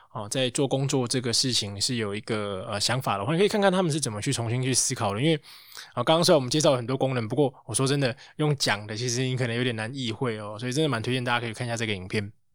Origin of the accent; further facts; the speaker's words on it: Taiwan; 我们台湾人多少可能取个英文名啊